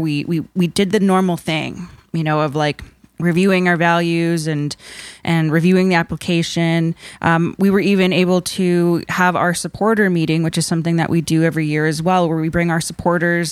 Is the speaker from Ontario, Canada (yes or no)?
yes; Nipissing First Nation, Ontario, Canada; I am, uh, Anishinaabe from Nipissing First Nation